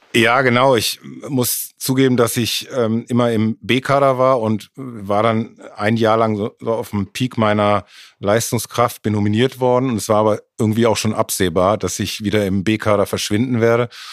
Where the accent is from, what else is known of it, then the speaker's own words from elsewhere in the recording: Mülheim an der Ruhr, North Rhine-Westphalia, Germany; moved away as an adult; now in Munich, Germany; Ich bin äh, geboren in Mülheim und war die ersten 22 Jahre in Mülheim.